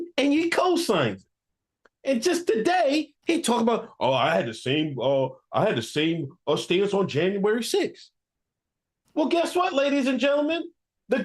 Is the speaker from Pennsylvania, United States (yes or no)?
yes; Exton, Pennsylvania, United States; also born or lived in Philadelphia area; I'm the nigga from the streets. I'm the nigga from Exton, Pennsylvania